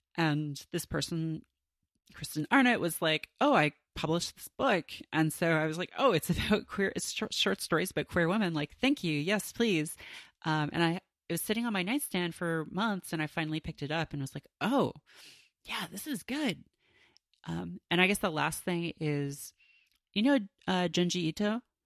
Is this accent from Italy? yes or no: no; Canada; growing up in Canada